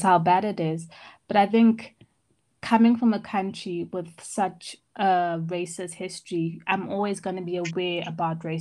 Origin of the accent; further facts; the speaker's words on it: Johannesburg, Gauteng, South Africa; also born or lived in Ireland; I come from Johannesburg, born and bred